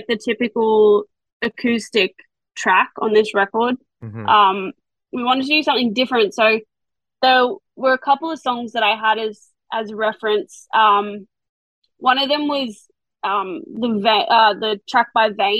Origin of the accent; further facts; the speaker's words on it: Australia; accent: Australian; I sing in an Australian accent